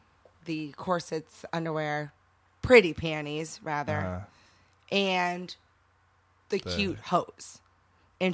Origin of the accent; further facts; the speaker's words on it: Portland, Indiana, United States; I was born down in Portland, Indiana. I grew up on a farm.